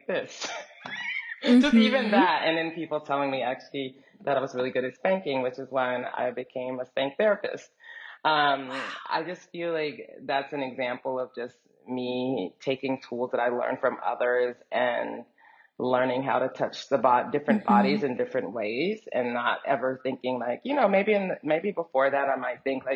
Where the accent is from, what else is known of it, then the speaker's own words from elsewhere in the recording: Dallas, Texas, United States; moved away as an adult; also born or lived in New York; I was growing up in Texas